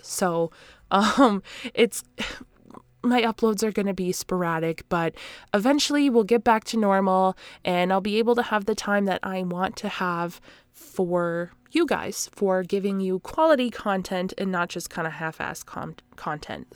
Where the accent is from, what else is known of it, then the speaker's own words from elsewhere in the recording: Canada; I am that Canadian.